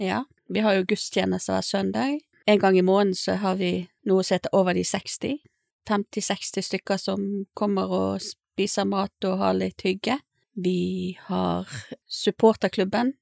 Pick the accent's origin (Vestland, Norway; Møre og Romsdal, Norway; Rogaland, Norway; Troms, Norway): Vestland, Norway; Bergen; now in Stord, Norway; Jeg er en dame fra Bergen, opprinnelig. Eh, har vært forskjellige plasser i, i landet